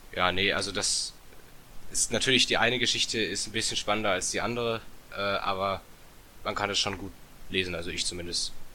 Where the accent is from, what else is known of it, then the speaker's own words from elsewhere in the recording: Bietigheim-Bissingen, Baden-Württemberg, Germany; Ich komme aus Bietigheim-Bissingen. Das ist in der Nähe von Stuttgart.